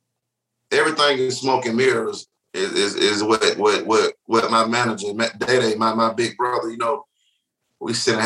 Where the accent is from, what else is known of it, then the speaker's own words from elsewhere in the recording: East Point, Georgia, United States; I'm from East Point, Georgia. I went to Tri-City High School